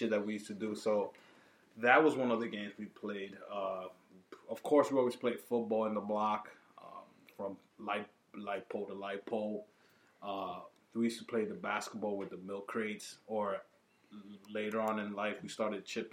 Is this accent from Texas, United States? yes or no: no; New York City, New York, United States; Growing up in the Heights